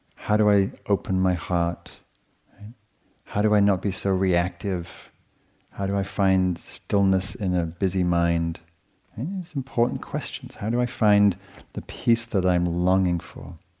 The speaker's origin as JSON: {"language": "English", "region": "England", "country": "United Kingdom", "tie": "born or raised there", "moved": "yes", "said": "So I grew up with in England"}